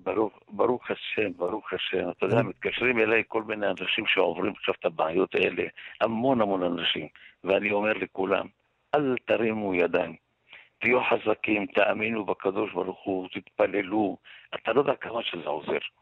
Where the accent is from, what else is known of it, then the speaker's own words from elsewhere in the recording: Jerusalem, Jerusalem District, Israel; אני גדלתי חלק בממילה וחלק בקטמונית